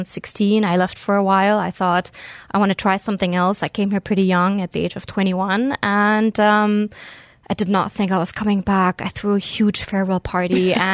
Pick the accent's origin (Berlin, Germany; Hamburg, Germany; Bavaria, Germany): Berlin, Germany; moved away as an adult; also born or lived in Beirut, Lebanon; now in Dubai, United Arab Emirates; So I'm originally German-Lebanese. I grew up between Berlin and Beirut and moved out here in 2010.